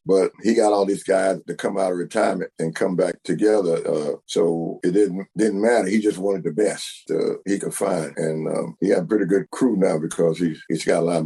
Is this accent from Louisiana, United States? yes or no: yes; Bernice, Louisiana, United States; my hometown, uh, come to Bernice